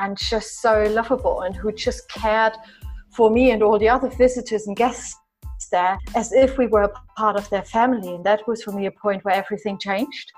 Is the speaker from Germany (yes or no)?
yes; East Germany, Germany; moved away; I was born and raised in East Germany